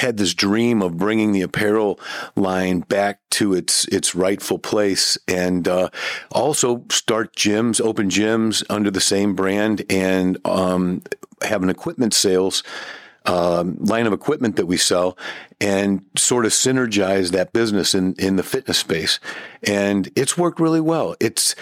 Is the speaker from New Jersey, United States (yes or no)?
no; Ferguson, Missouri, United States; I'm from St. Louis, from North County. Grew up in Ferguson, actually